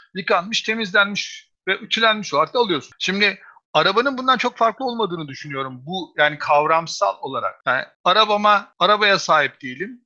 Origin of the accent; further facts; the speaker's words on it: Istanbul, Turkey; bir İstanbullu olarak